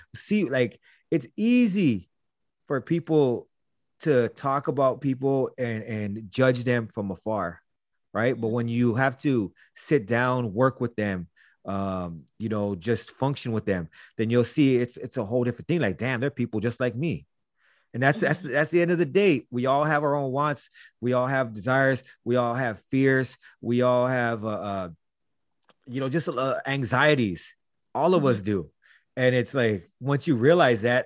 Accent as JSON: {"language": "English", "region": "Florida", "country": "United States", "said": "Growing up, I didn't feel like I was part of any community other than my neighborhood. Like, I'm from Florida, and that's it"}